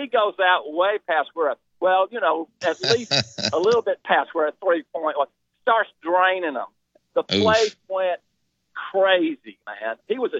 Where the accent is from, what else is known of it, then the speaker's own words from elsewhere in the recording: Alabama, United States; moved away; I'm an older guy. I'm originally from Alabama